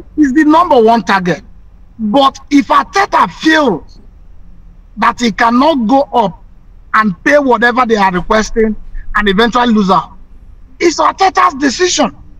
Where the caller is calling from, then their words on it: Chicago, Illinois, United States; I'm calling from Chicago